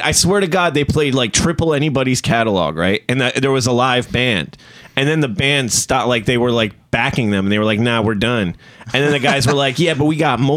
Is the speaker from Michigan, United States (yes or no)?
no; New Jersey, United States; I'm from New Jersey